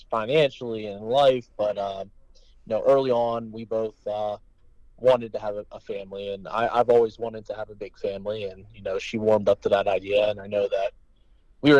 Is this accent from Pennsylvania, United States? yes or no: yes; Beaver County, Pennsylvania, United States; now in Pittsburgh, United States; I'm actually a 724. Yeah, I was in Beaver County growing, so I kept that area code